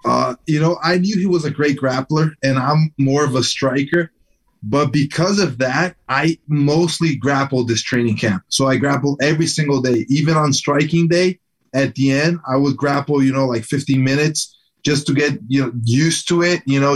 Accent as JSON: {"language": "English", "country": "Brazil", "tie": "born or raised there", "also_born_or_lived": "New Jersey, United States", "said": "so I was born in New Jersey. My dad still lives there. And I moved to Brazil with my mom. She's Brazilian. I moved here when I was about 6 to 7 years old, and then I grew up over here"}